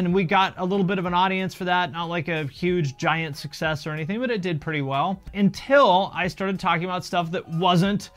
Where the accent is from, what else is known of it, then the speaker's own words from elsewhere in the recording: Seattle, Washington, United States; I grew up on the West Coast in the Seattle